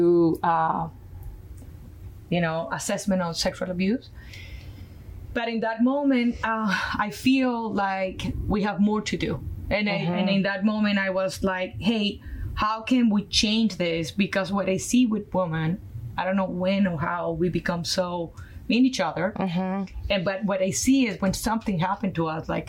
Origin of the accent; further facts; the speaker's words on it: Colombia; accent: Colombian; English is a second language; moved away as an adult; my background from Colombia, South America, my accent is from there. I went to school there to do architecture